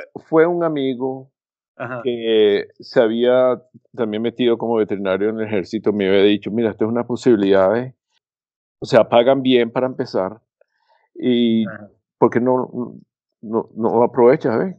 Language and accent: Spanish; Venezuela; moved away as an adult; also born or lived in Curaçao / Caracas; now in United States; Me vine a los Estados Unidos en 1974, pero a pesar de que he vivido más aquí, en los Estados Unidos, que en Venezuela, me sigo identificando como venezolano